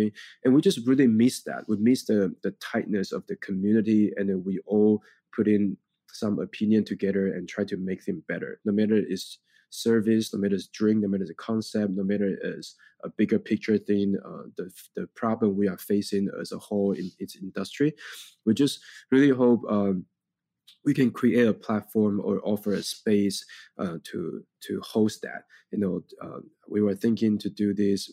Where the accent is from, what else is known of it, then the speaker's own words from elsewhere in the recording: Taiwan; English is a second language; moved away as an adult; now in New York, United States; we grew up in Taiwan.